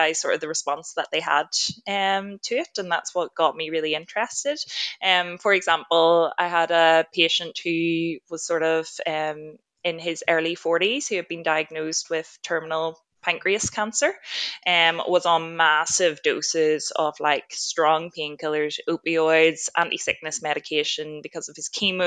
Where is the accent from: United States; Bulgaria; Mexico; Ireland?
Ireland; moved away as an adult; now in Australia; I'm originally from Ireland, did my medical degree and started working as a doctor over there for about 3 years